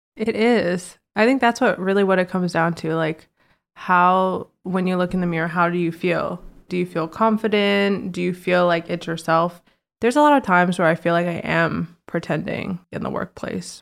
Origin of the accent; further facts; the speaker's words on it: Virginia, United States; also born or lived in Washington, D.C.; now in New York, United States; I grew up in Virginia